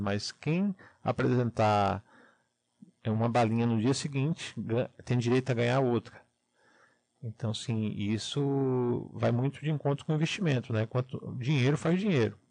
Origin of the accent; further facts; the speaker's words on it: Salvador, Bahia, Brazil; now in Curitiba, Brazil; eu não sou aqui de Curitiba, né? É, eu sou de Salvador, Bahia, moro aqui já há 12 anos